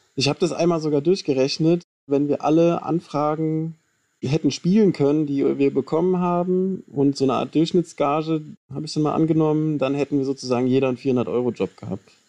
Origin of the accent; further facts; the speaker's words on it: Hofheim am Taunus, Hesse, Germany; also born or lived in Wiesbaden; ich bin zwar in Wiesbaden geboren, aber bin dann in Hofheim am Taunus aufgewachsen und war da in der Schule